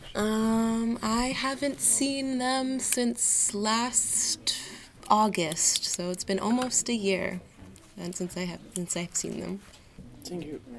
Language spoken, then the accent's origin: English; Washington, District of Columbia, United States; moved away as an adult; now in Rouen, France; in the US, I'm from Washington D.C.